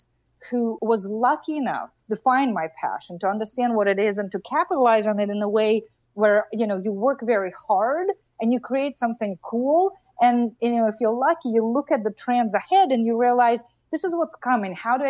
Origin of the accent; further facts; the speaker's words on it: Russia; moved away; I grew up in Russia